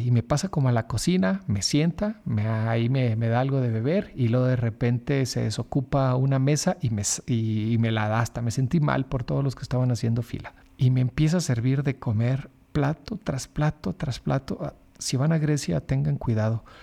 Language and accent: Spanish; Mexico; como buen mexicano desconfiado